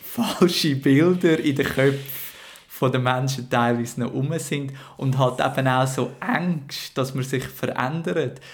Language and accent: German; Schwyz, Switzerland; bin ohne Internet dazu aufgewachsen und im Kanton Schweiz